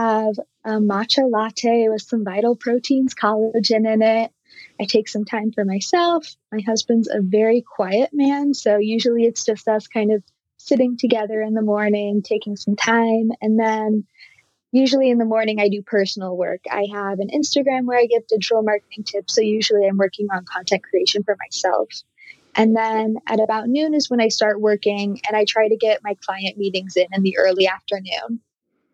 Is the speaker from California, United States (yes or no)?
yes; Southern California, United States; moved away as an adult; also born or lived in Massachusetts / New York; now in Netherlands; born and raised in Southern California